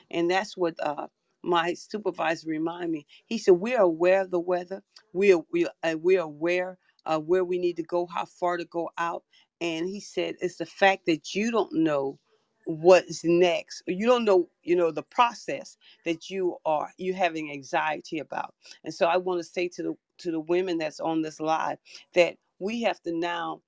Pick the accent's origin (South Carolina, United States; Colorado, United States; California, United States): South Carolina, United States; Charleston; I'm from Charleston, South Carolina